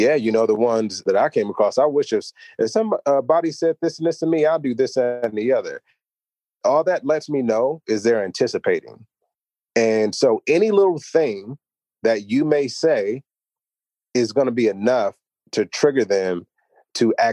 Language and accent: English; United States; I'm American, African American.